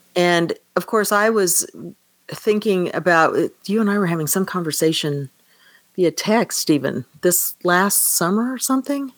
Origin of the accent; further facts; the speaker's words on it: Kansas, United States; moved away as an adult; I grew up in Kansas